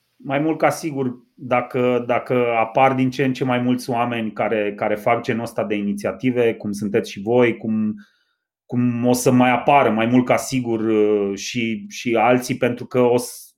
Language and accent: Romanian; Reșița, Caraș-Severin County, Romania; orașul meu natal